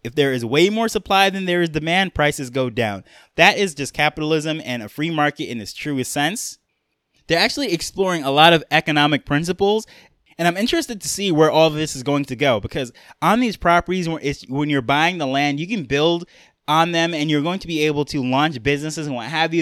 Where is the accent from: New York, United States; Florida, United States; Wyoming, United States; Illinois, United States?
New York, United States; I'm from New York, or really, I grew up in New York, I should say.